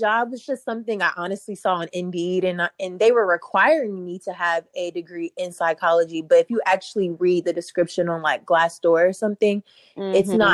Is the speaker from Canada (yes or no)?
no; Fayetteville, North Carolina, United States; moved away; I'm from a military town. I'm from Fayetteville.